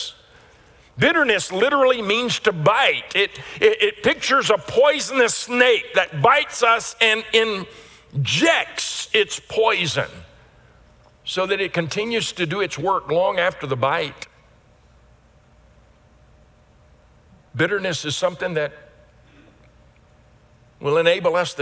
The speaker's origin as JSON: {"language": "English", "region": "Louisiana", "country": "United States", "tie": "born or raised there", "said": "I grew up in Louisiana around horses"}